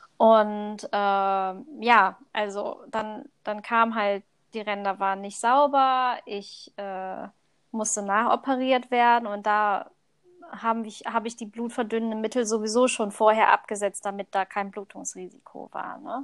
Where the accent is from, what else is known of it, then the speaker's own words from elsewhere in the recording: Thailand; moved away; Also ursprünglich komme ich aus Thailand